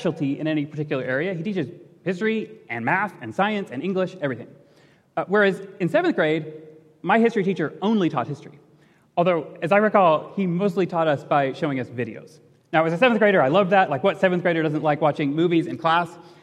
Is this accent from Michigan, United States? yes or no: yes; Portage, Michigan, United States; I grew up in Portage, Michigan, went to public schools in Portage, Michigan